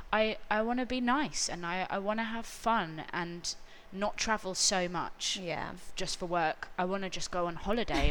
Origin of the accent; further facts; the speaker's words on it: London, United Kingdom; I grew up in North London